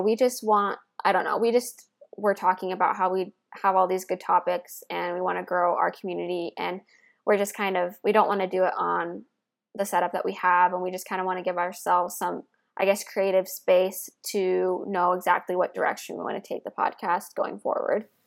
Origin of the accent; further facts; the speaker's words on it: Midwest, United States; I grew up in the Midwest